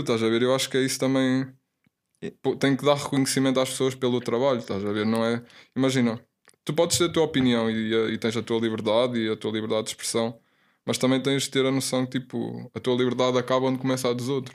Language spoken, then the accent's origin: Portuguese; the north of Portugal, Portugal; now in Lisbon, Portugal; eu era puto, estava lá no norte, lá na minha zona, puto no PC